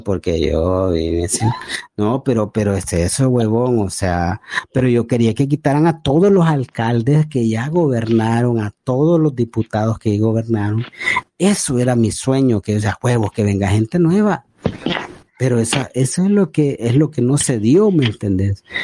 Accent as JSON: {"language": "Spanish", "country": "El Salvador", "said": "yo como salvadoreño"}